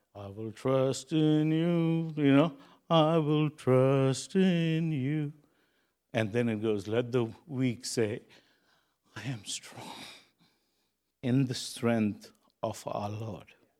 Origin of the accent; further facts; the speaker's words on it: Kuwait; moved away; I was born in Kuwait, and I got saved in Kuwait, and I still have friends in Kuwait